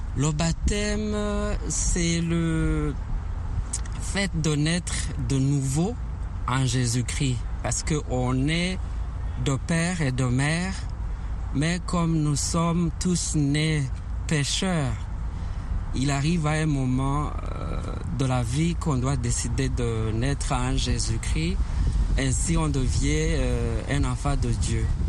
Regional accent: Rwanda; Je suis euh, originaire du Rwanda

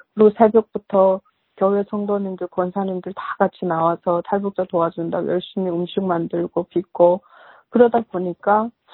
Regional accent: North Korea; also born or lived in China; now in United States; 북한에서 태어난 다는 것 자체가 나는 수치스럽게 생각하니.

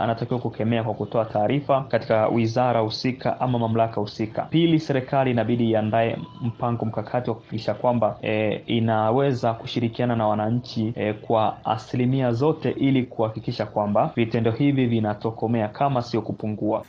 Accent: Morogoro Region, Tanzania; natokea Morogoro.

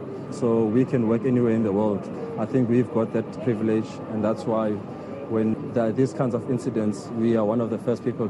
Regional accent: South Africa; as South African paramedics

